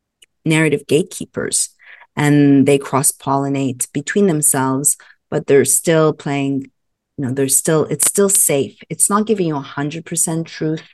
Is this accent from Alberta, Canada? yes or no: no; Montreal, Quebec, Canada; moved away as an adult; also born or lived in Los Angeles, United States; I hail from Montreal, Canada, and I left Canada, I think, when I graduated journalism school, came to Los Angeles, lived in Los Angeles for 23 years.